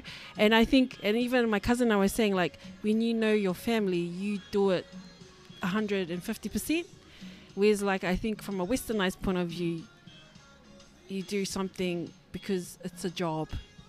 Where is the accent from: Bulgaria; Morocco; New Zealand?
New Zealand; Auckland; I thought this was my hood. I'm from Southside.